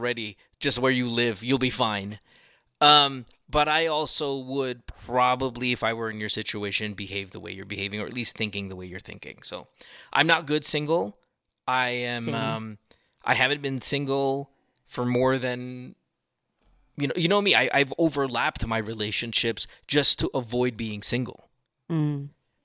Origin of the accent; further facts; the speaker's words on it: Central Luzon, Philippines; moved away; I went to La Salle. I grew up in Bulacan